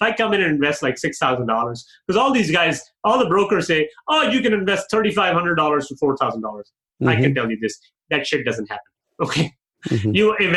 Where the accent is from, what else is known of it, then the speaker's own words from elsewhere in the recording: Pakistan; moved away; I grew up in Pakistan